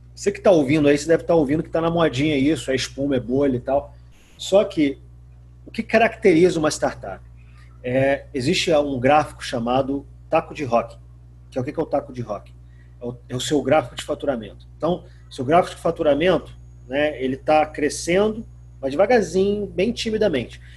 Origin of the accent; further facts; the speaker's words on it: Macaé, Rio de Janeiro, Brazil; sou macaense